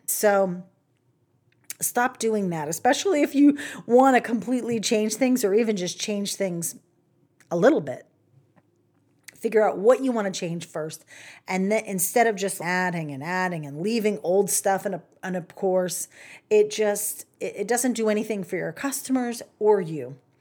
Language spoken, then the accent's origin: English; the South, United States; I'm from the South. I get to say y'all.